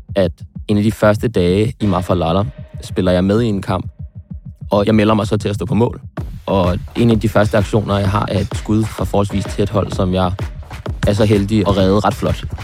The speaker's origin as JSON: {"language": "Danish", "town": "Frederiksberg", "region": "Capital Region of Denmark", "country": "Denmark", "said": "hjemme på Frederiksberg"}